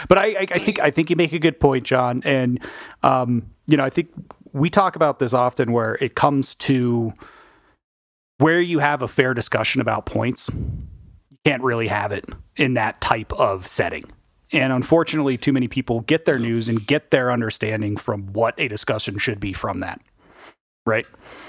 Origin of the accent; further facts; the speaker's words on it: United States; I'm still an American, right?